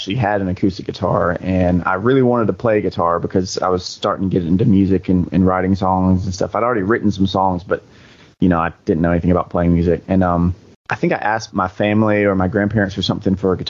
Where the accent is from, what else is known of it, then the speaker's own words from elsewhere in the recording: Quitman, Georgia, United States; also born or lived in Valdosta, Georgia; I think I was born in Valdosta, which is right next to Quitman. I've lived here all my life